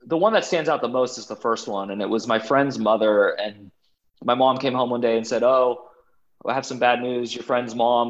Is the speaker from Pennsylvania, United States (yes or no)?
no; Bay Area of California, United States; I grew up in the Bay Area of California